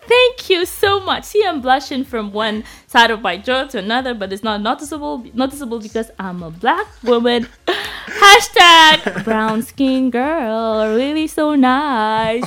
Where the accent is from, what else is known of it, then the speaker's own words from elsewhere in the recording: Bamenda, Northwest Region, Cameroon; I was raised in I grew up in Bamenda